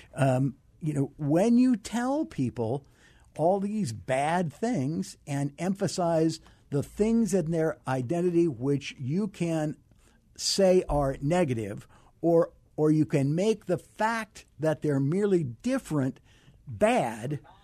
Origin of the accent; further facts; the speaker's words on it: Arizona, United States; I grew up here in Arizona